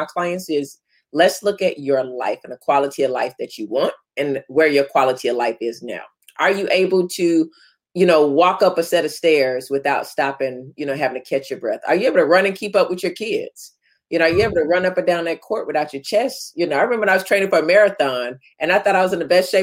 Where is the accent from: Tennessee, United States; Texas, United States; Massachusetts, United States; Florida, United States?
Florida, United States; growing up in Florida where it's hot